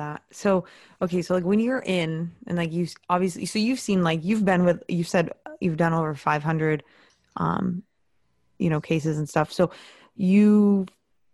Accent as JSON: {"language": "English", "region": "Maine", "country": "United States", "said": "I'm from Maine."}